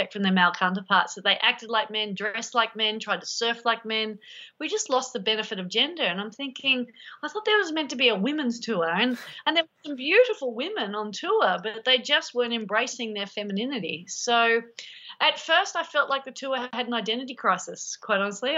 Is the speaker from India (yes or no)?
no; Sydney, New South Wales, Australia; growing up in Manly Beach